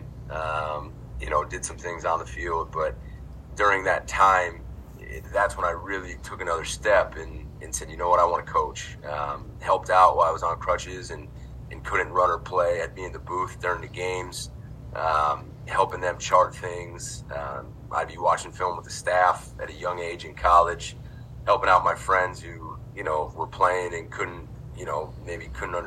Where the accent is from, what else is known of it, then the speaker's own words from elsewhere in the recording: Montville, New Jersey, United States; I grew up in North Jersey, very close to New York City